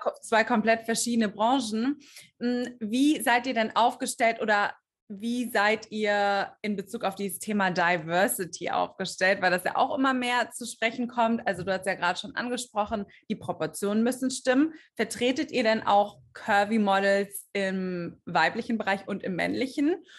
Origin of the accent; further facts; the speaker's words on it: Stuttgart area, Baden-Württemberg, Germany; moved away as an adult; also born or lived in Düsseldorf; dass ich eigentlich aus dem Süden Deutschlands komme. Ich komme aus, aus der Ecke Stuttgart.